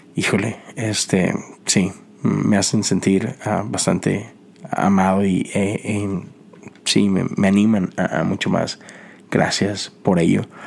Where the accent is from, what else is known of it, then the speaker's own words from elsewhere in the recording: Mexico; now in United States; en mi país, sobre todo en Monterrey